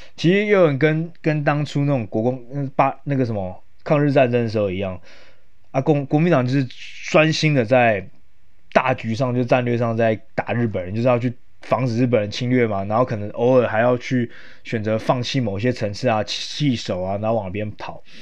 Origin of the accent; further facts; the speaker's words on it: Yilan County, Taiwan; 因为我本身是宜兰人